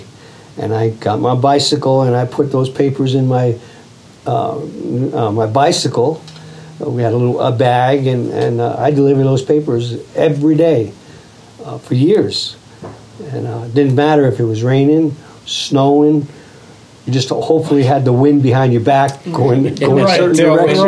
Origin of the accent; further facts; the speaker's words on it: Long Island, New York, United States; also born or lived in Bronx, New York; I was born in the Bronx, but we were raised up in Long Island.